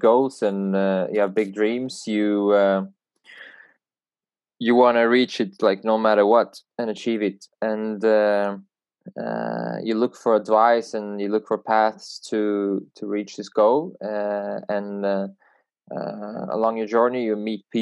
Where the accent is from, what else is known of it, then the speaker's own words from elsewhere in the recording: Sweden; Growing up in Sweden